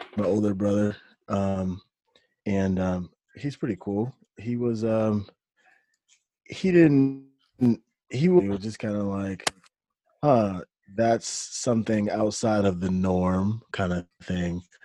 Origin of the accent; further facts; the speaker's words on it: Detroit, Michigan, United States; moved away as an adult; also born or lived in South Korea; I'm from Detroit, Michigan.